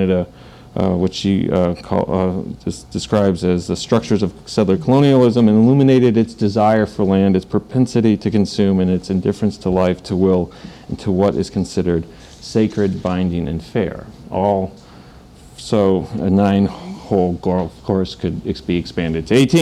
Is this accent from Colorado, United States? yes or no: no; Detroit, Michigan, United States; moved away as an adult; also born or lived in Montreal; as a junior in high school, growing up in Detroit, Michigan